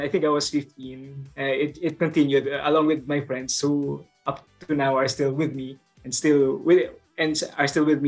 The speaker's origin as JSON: {"language": "English", "region": "Bicol Region", "country": "Philippines", "said": "I come from the Philippines, specifically from the Bicol region here."}